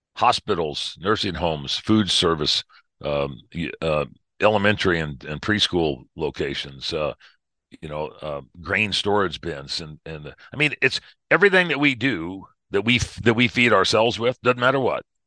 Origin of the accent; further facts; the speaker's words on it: Missouri, United States; now in Colorado, United States; Originally, uh born in Missouri